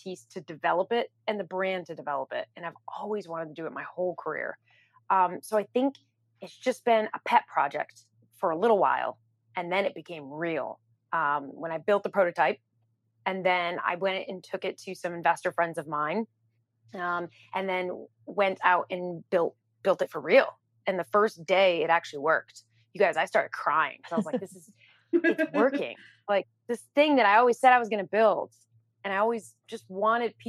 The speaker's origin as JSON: {"language": "English", "town": "New York City", "region": "New York", "country": "United States", "said": "I'm a New Yorker"}